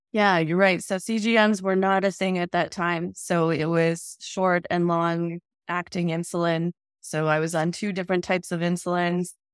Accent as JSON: {"language": "English", "town": "Edmonton", "region": "Alberta", "country": "Canada", "said": "I am from Edmonton, Alberta, Canada"}